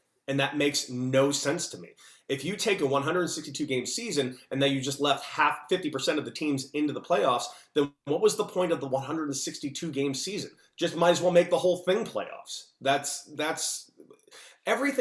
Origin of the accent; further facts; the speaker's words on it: Los Angeles, California, United States; I grew up in Los Angeles, California